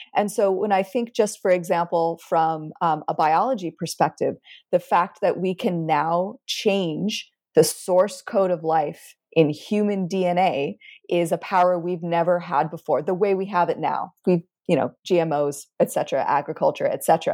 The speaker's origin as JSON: {"language": "English", "country": "United States", "also_born_or_lived": "Cairo, Egypt", "said": "I'm an American scientist"}